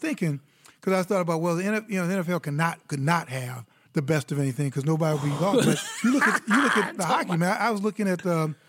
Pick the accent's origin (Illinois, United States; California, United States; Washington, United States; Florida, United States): Illinois, United States; Chicago; I grew up in Chicago, and I grew up on the Blackhawks.